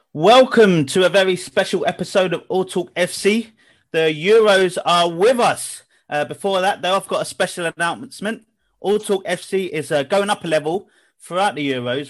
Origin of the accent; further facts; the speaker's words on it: England, United Kingdom; we're all English